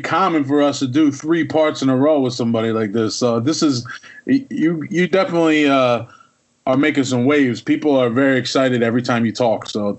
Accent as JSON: {"language": "English", "region": "Pennsylvania", "country": "United States"}